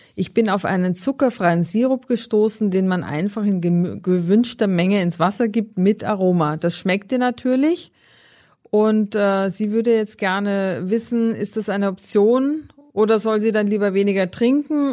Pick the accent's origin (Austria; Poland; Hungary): Austria; also born or lived in Northern Germany; now in Germany; aus meiner Heimat